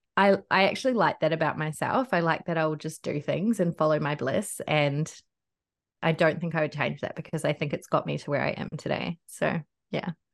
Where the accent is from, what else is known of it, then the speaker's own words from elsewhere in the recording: North Island, New Zealand; now in Gold Coast, Australia; I'm from the North Island